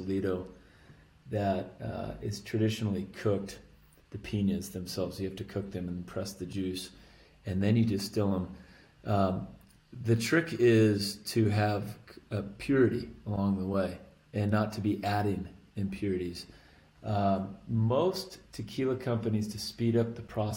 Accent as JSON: {"language": "English", "region": "Arizona", "country": "United States", "tie": "born or raised there", "said": "I grew up right on the Mexican border of Arizona"}